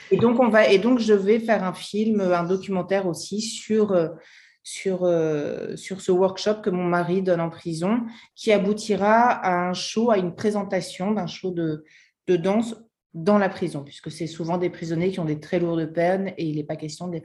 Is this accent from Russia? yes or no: no; France; moved away as an adult; now in United States; en tant que Française, et nous, on est arrivé en France il y a quatre, aux États-Unis il y a quatre ans